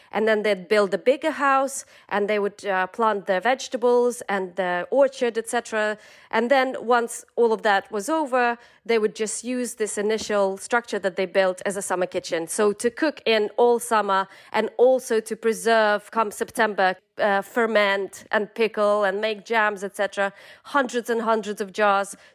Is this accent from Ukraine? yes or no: yes; southern Ukraine, Ukraine; so I'm from the south of Ukraine, and um, it's you know it's that huge kind of swath of steppes.